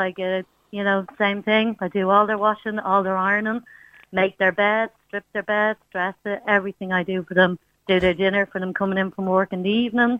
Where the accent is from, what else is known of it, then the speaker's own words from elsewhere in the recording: Ireland; We are Irish mammies